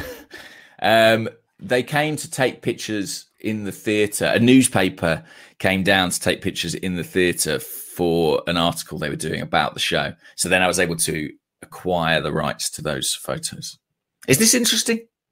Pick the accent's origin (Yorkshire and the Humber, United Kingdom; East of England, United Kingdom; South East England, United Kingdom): East of England, United Kingdom; Watford; Watford. Um, it's my hometown club